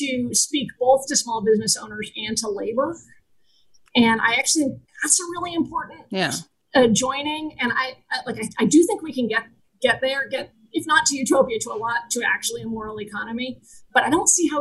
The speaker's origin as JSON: {"language": "English", "region": "Vermont", "country": "United States", "tie": "born or raised there", "said": "I grew up in Vermont"}